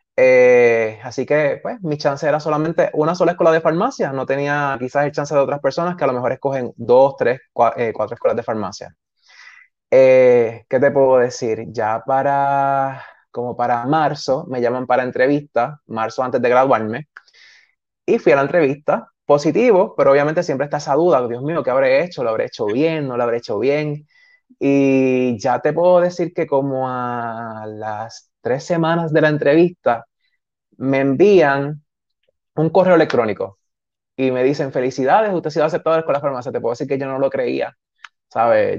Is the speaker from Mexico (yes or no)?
no; San Sebastián, Puerto Rico; also born or lived in Aguadilla; estudié en San Sebastián todo lo que fue escuela elemental, intermedia y high